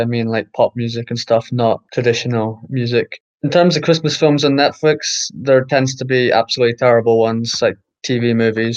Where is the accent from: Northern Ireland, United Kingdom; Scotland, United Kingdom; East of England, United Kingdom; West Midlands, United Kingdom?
Scotland, United Kingdom; Edinburgh; now in London, United Kingdom; where I'm from Edinburgh, and I live in London now.